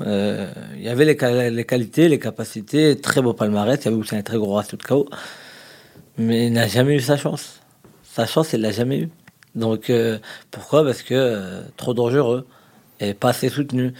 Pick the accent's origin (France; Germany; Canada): France; on est français